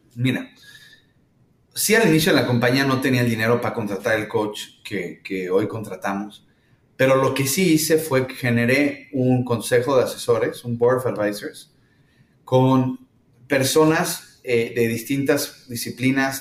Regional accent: Mexico; moved away as an adult; now in San Francisco, United States; yo soy mexicano, digo, viviendo aquí en San Francisco, pero soy mexicano

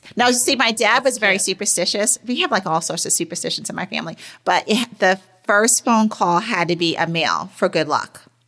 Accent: New York, United States; growing up in New York

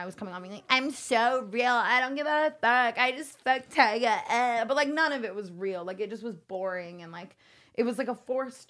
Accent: Las Vegas, Nevada, United States; moved away; I came from Vegas

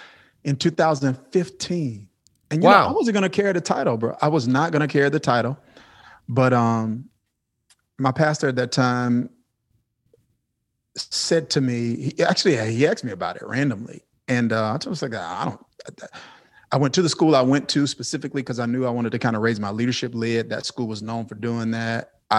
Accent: Kilmichael, Mississippi, United States; I come from Kilmichael, Mississippi. And that's a town of 630 something people. My high school graduating class was 30 something people.

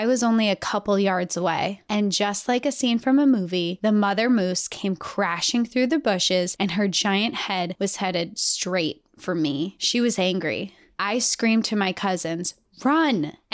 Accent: Montana, United States; now in Texas, United States; I was born and raised in Montana, so I have a soft spot for the outdoors. I live in Texas now, but I miss the mountains so much.

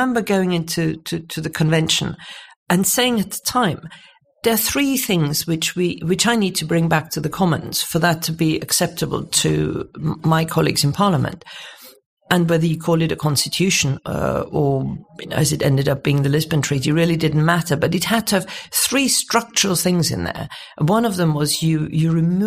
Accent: Munich, Bavaria, Germany; now in United Kingdom; So I was born in Munich, sort of 1955, sort of the post-war generation

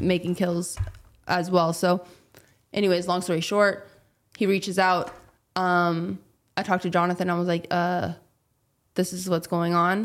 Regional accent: California, United States; I'm a girl from California

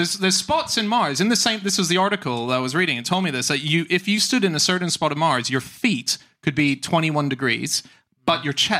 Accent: Australia; I'm an Aussie, by the way. I just don't sound it.

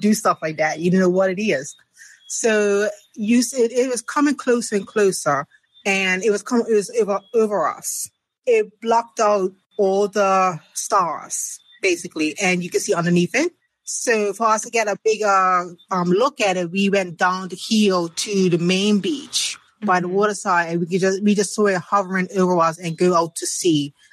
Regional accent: Bermuda; from Bermuda

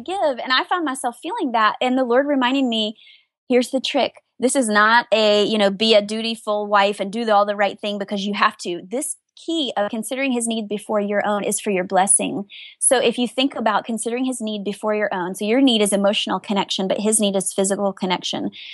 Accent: the South, United States; I was raised in the South

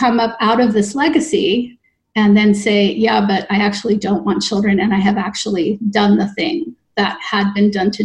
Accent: Canada; now in New York City, United States; I am a Canadian

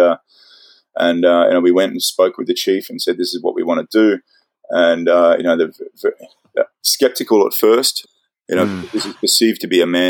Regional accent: Australia; moved away; I'm an Aussie

